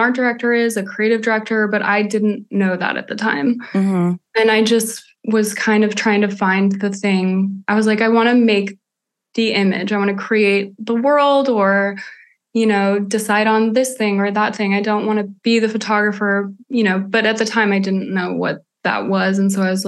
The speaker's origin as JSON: {"language": "English", "region": "Colorado", "country": "United States", "tie": "born or raised there", "also_born_or_lived": "California", "moved": "yes", "lives_now": "Los Angeles, United States", "said": "So I grew up in Colorado, even though I was born in California"}